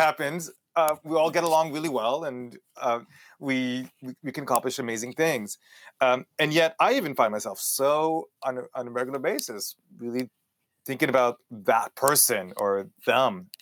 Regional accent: El Paso, Texas, United States; accent: Israeli Texan; also born or lived in Israel; grew up in Texas, which gives me a really weird accent

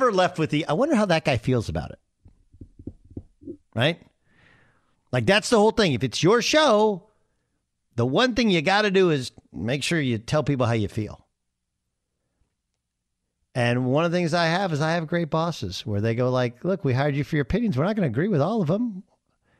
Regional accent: Orange, California, United States; moved away; I grew up in Orange, California

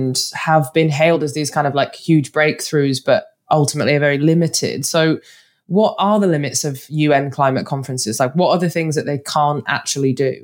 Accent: United Kingdom; accent: northern; my northern accent

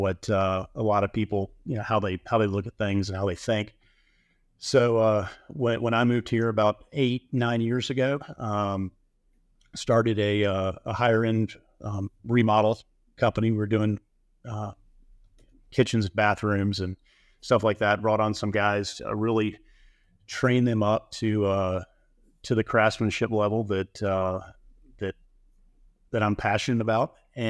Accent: Alabama, United States; I grew up in Alabama, but have built, in Florida and Mississippi, Colorado

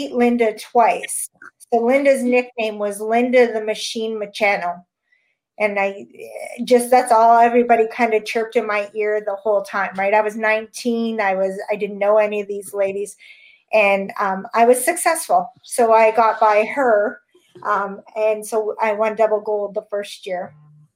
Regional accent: Sudbury, Ontario, Canada; moved away as an adult; now in Southern Ontario, Canada; I've been 19 years in Southern Ontario now, but I grew up in Northern Ontario.

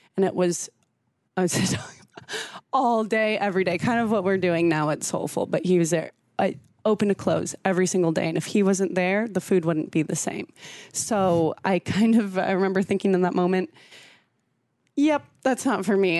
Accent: San Diego, California, United States; also born or lived in Washington State / Brazil; now in Omaha, United States; growing up in San Diego

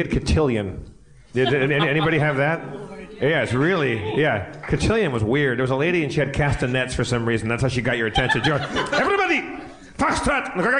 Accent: Southern California, United States; I'm from Southern California.

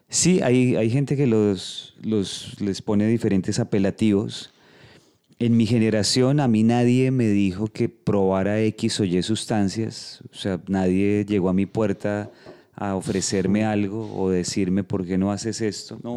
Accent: Bogotá, Colombia; soy de Colombia. Eh, nací en Bogotá, pero pues he, vivido en varias partes del país, he estado viajando mucho.

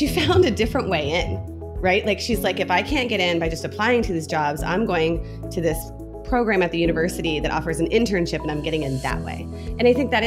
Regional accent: Midwest, United States; I grew up in the Midwest.

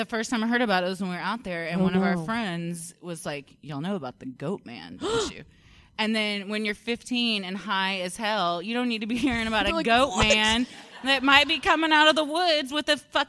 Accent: Fort Worth, Texas, United States; I grew up in Fort Worth, and we used to go to this area we called the Pipe

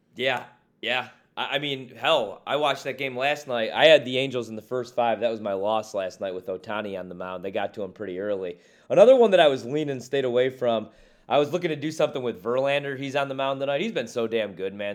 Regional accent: Midwest, United States; now in Washington, D.C. area, United States; I'm from the Midwest.

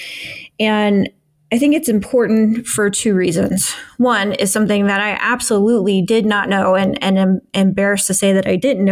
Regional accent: Midwest, United States; born or raised there

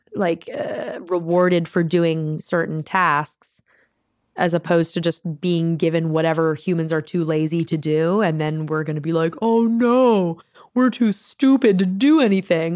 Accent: Maryland, United States; I'm from Maryland

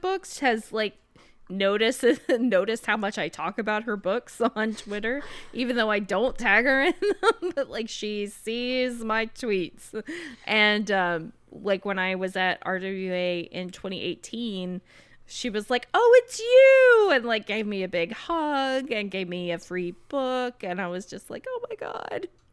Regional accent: South Carolina, United States; I'm from South Carolina.

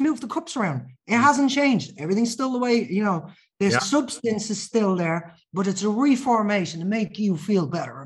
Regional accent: Ireland; I'm Irish

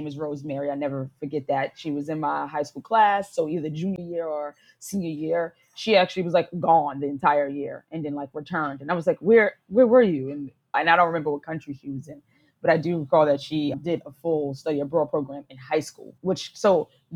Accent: New York City, New York, United States; moved away as an adult; also born or lived in Rome, Italy; now in Lisbon, Portugal; I am from New York City, and I am an expat in Lisbon, Portugal

